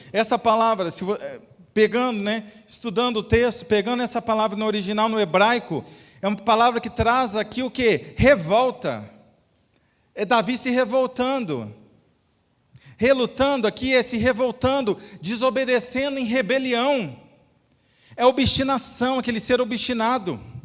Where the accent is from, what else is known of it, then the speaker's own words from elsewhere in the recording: Espírito Santo, Brazil; now in Alfenas, Brazil; fomos para o meu estado natal, minha esposa e eu, e lá, né, na capital, uma cidade muito bonita. Tem uma ponte que liga a cidade de Vitória à cidade de Vila Velha